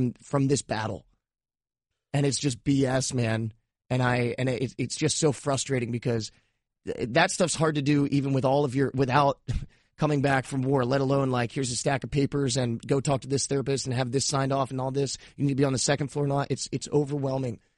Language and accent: English; Cape May, New Jersey, United States; moved away; also born or lived in Florida; growing up in South Jersey, I grew up in Cape May, like, right by the beach.